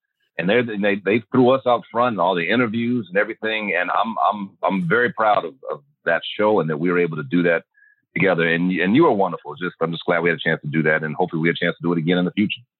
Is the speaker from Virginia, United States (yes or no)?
yes; Virginia, United States; also born or lived in Michigan / Germany / Kansas / Georgia; All over the place. Because my dad was in the Army. We grew up in Michigan, Germany, Kansas, Georgia, and primarily Virginia.